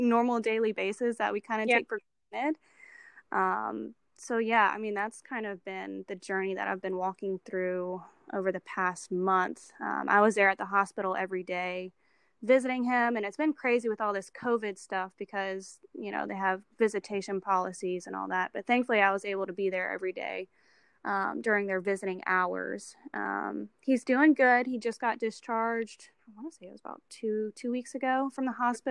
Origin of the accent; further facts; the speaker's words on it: Baton Rouge, Louisiana, United States; moved away as an adult; now in Bush, United States; I'm originally from Baton Rouge and I just moved to the Covington, Mandeville area about a month ago